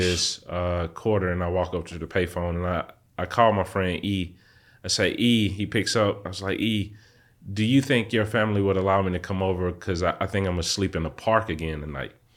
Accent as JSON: {"language": "English", "town": "Atlanta", "region": "Georgia", "country": "United States", "tie": "born or raised there", "said": "I literally grew up on the streets of Atlanta, Southwest Atlanta"}